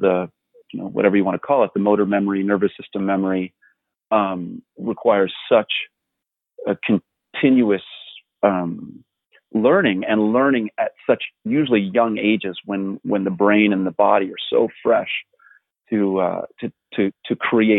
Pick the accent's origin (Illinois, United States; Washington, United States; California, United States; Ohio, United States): California, United States; Southern; I grew up in Southern California